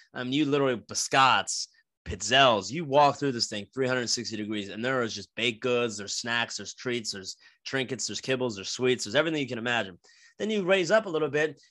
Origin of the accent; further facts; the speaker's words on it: New Jersey, United States; moved away; I grew up in New Jersey, uh, for the new listeners, like, I'm from South Jersey, fifteen minutes outside of Philadelphia.